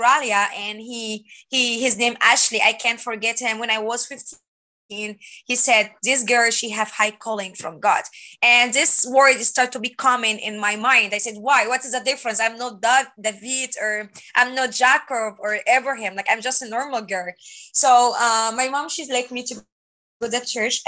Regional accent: Egypt; English is a second language; moved away as an adult; now in United States; I'm from Egypt and I'm born in Christian family. In Egypt, we're born with Muslim religions or Christian religions

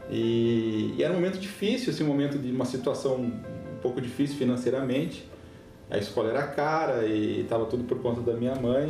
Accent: Passo Fundo, Rio Grande do Sul, Brazil; moved away as an adult; also born or lived in Curitiba / Guinea-Bissau / Senegal; Sou gaúcho de Passo Fundo, interior do Rio Grande do Sul. Nasci e criei lá, né? Saí de lá com 29 anos.

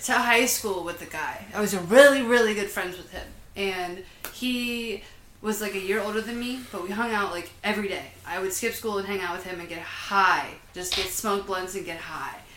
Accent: Huntsville, Alabama, United States; a little town called Huntsville, Alabama

